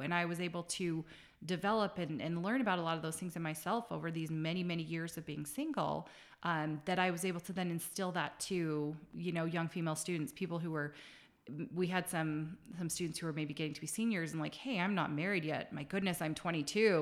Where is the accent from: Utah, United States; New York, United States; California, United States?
Utah, United States; Salt Lake City; I grew up in Salt Lake